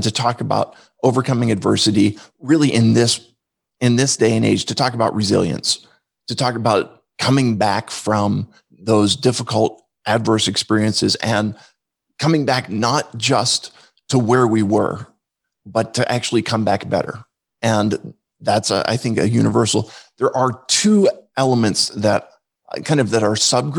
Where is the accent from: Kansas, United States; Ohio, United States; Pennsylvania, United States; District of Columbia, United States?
Pennsylvania, United States; outside of Philadelphia; I grew up outside of Philadelphia